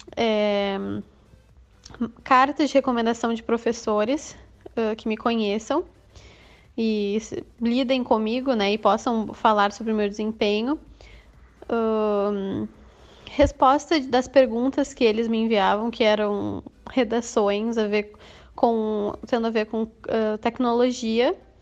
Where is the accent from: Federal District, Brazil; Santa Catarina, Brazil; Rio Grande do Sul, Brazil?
Rio Grande do Sul, Brazil; Eldorado do Sul; eu sou do Rio Grande do Sul, de Eldorado do Sul, pertinho de Porto Alegre